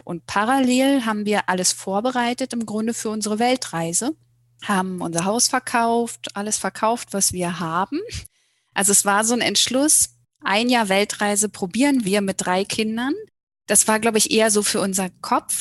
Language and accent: German; Germany; moved away as an adult; Wir kommen aus dem Berliner Raum ursprünglich